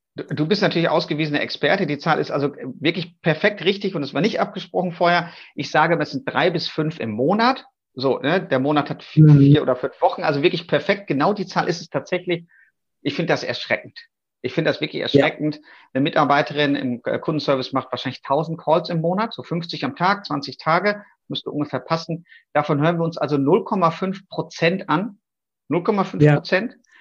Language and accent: German; North Rhine-Westphalia, Germany; Jetzt komme ich ja aus Westfalen